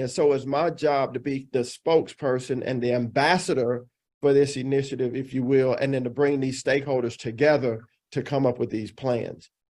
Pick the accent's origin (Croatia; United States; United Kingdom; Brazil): United States; Dallas, Texas; moved away as an adult; also born or lived in Illinois; I grew up here in the Dallas Fort Worth Metroplex. I'm fourth generation Texan, so I'm 100% Texas